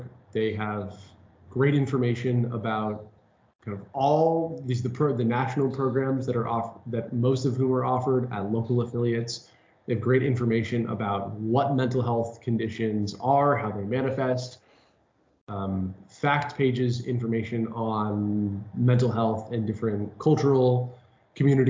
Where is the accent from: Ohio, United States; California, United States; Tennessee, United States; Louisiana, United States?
California, United States; Bay Area; I am from the Bay Area, live in San Francisco